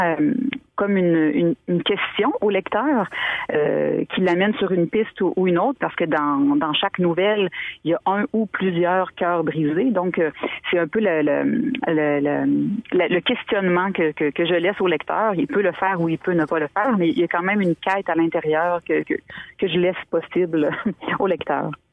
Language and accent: French; Montmagny, Quebec, Canada; also born or lived in Île aux Grues, Quebec; je suis née à l'île aux Grues, j'ai grandi quelques années, ensuite on a déménagé à Montmagny